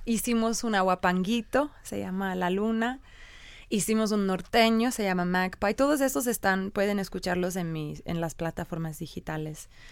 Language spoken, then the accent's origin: Spanish; England, United Kingdom; born or raised there; Spanish is a second language; also born or lived in Ireland